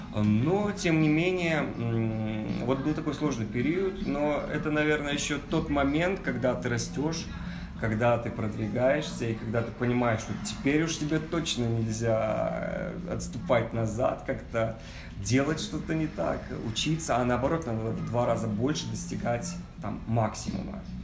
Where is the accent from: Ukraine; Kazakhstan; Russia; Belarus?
Kazakhstan; Я из Казахстана